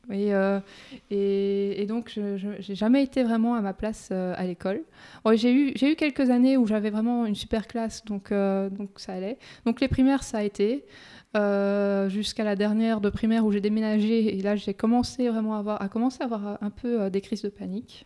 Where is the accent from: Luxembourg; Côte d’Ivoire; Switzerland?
Luxembourg; also born or lived in Brussels, Belgium; Je suis belgo-luxembourgeoise. Donc, je suis née à Bruxelles mm-hmm. et mes parents sont venus au Luxembourg quand j'avais 4 ans.